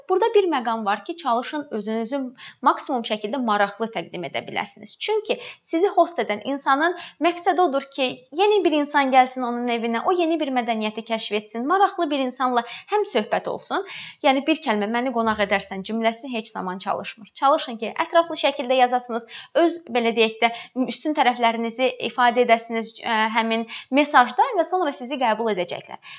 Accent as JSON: {"language": "Azerbaijani", "country": "Azerbaijan", "said": "Biz Azərbaycanlıyıq. Ona görə bizim üçün rahat olacaq."}